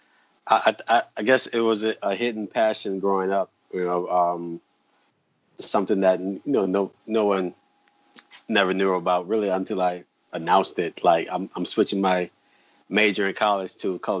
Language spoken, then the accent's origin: English; the South, United States; I'm from the South, so we have to have grits